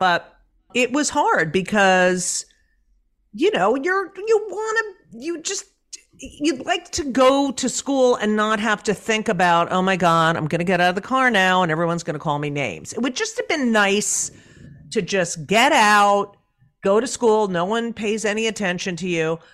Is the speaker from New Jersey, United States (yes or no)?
yes; Clark, New Jersey, United States; also born or lived in Elizabeth, New Jersey; in New Jersey, in Clark